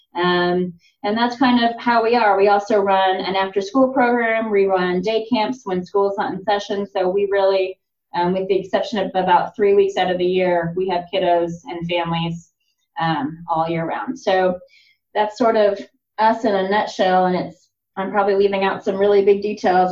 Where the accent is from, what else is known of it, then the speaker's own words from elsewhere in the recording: Lawrence, Kansas, United States; moved away as an adult; also born or lived in South Africa / Chicago; now in Oklahoma, United States; I was born in South Africa and um, my siblings went to an American school there. By the time I was four, we moved back to the States and um, I spent most of my life in Lawrence, Kansas